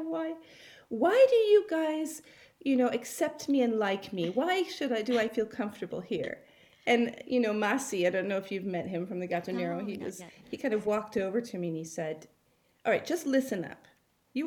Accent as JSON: {"language": "English", "town": "Los Angeles", "region": "California", "country": "United States", "tie": "born or raised there", "also_born_or_lived": "Venice", "moved": "yes", "said": "I grew up in Los Angeles"}